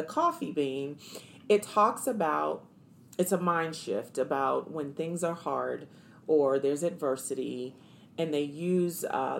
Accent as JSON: {"language": "English", "region": "East Coast", "country": "United States", "said": "You know, I'm from the East Coast."}